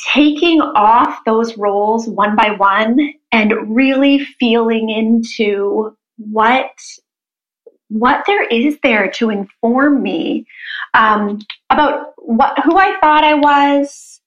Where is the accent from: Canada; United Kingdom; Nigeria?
Canada; moved away as an adult; also born or lived in New Jersey; I grew up in Canada as a figure skater.